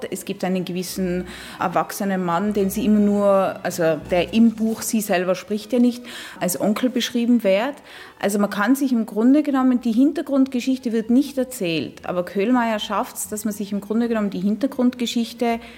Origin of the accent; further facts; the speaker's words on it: Innsbruck, Tyrol, Austria; now in Luxembourg; ich bin in Innsbruck aufgewachsen. Ich weiß genau, wo seine äh, Figuren umgehen